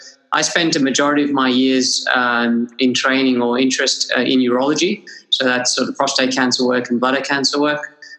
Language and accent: English; Sydney, New South Wales, Australia; also born or lived in Gold Coast, Queensland; So I myself did my university in Queensland, despite growing up in Sydney. Did my uni at Bond University in Gold Coast